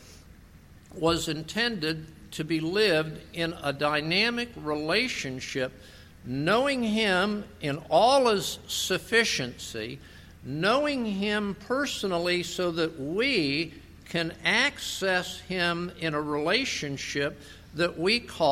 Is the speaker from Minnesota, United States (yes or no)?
no; West Palm Beach, Florida, United States; moved away; also born or lived in Lake Worth, Florida; I grew up in West Palm Beach, Florida, Lake Worth, Florida